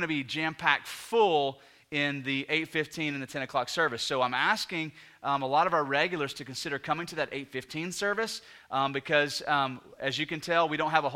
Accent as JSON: {"language": "English", "country": "United States", "said": "So we're 21st century Americans"}